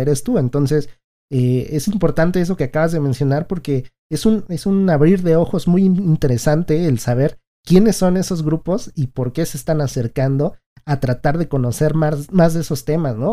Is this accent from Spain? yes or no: no; Mexico; nosotros somos mexicanos